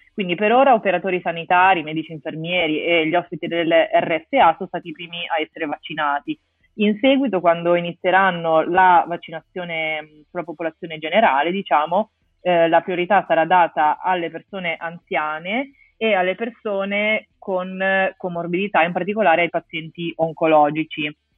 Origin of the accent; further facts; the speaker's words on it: Genoa, Liguria, Italy; moved away as an adult; also born or lived in Rome; now in Milan, Italy; sono di Genova